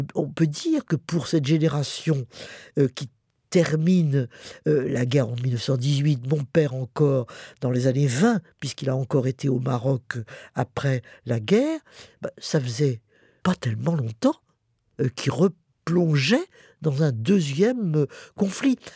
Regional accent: Paris, Île-de-France, France; also born or lived in Montmorency; On a fait l'exode et puis après on est rentré à Paris évidemment euh, on a subi l'occupation allemande

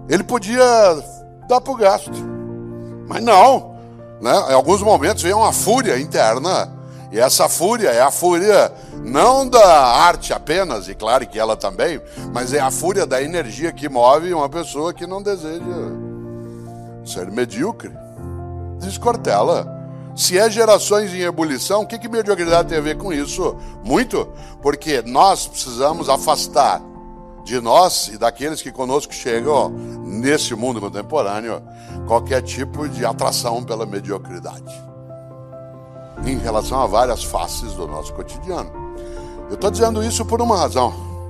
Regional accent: Londrina, Paraná, Brazil; born there; now in São Paulo, Brazil; Eu nasci em Londrina, como disse, me mudei para São Paulo com a família há 52 anos.

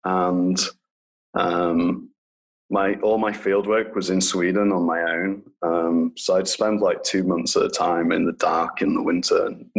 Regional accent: Lincolnshire, East Midlands, United Kingdom; moved away as an adult; in Lincolnshire in England, which is a really rural part of the country, like East Coast.

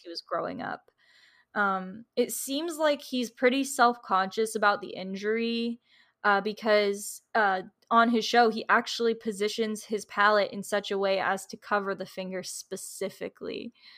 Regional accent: Florida, United States; I'm from Florida

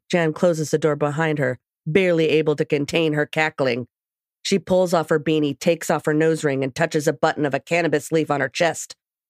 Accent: Washington, United States; accent: Washington; You just don't understand my Washington accent.

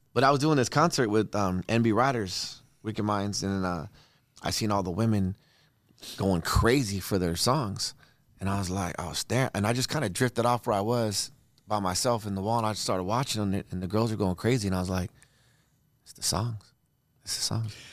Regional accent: Redondo Beach, California, United States; also born or lived in Torrance, California; I'm from Redondo

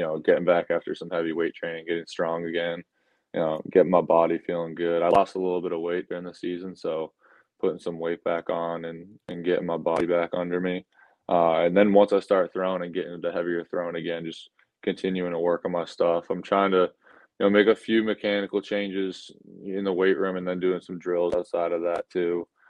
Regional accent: Sutton, Massachusetts, United States; moved away as an adult; also born or lived in Maryland / Nashville; I grew up in Massachusetts. I'm from Sutton, a smaller town right outside of Worcester, Massachusetts

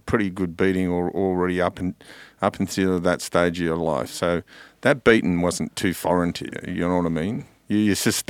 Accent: Mount Druitt, New South Wales, Australia; Know it well, my local, growing up in Mount Druitt.

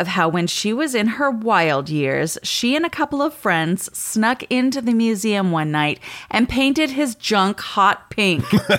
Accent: Cooperstown, New York, United States; I had to pause and message you because I'm from Cooperstown, New York.

